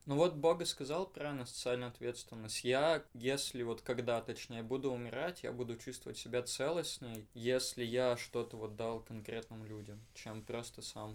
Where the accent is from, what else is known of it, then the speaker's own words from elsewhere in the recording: Perm, Perm Krai, Russia; я уеду из Перми